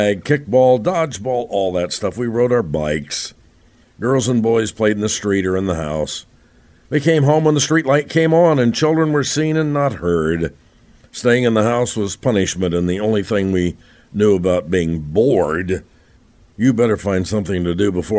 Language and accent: English; Roanoke, Indiana, United States; growing up in Roanoke, Indiana, absolutely one way, exactly 1 mile from my front door to the front door of the school, Roanoke High School